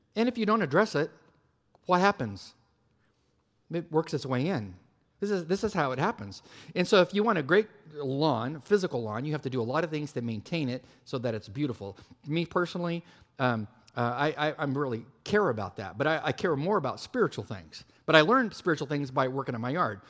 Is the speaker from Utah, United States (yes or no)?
no; California, United States; moved away; I am from California